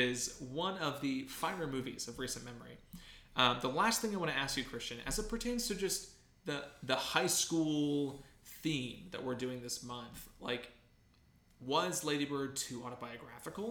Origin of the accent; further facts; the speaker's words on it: Ohio, United States; now in California, United States; There are things that I miss about Ohio, even though I live in California now